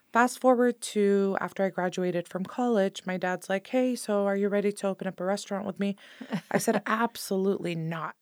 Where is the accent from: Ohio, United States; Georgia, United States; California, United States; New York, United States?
California, United States; Sonoma County; I grew up in Sonoma County my entire life